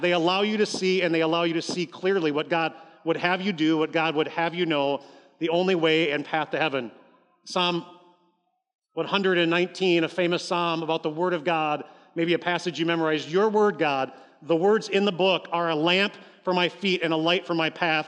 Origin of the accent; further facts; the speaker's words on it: Columbus, Ohio, United States; now in Appleton, United States; I grew up in Columbus, Ohio.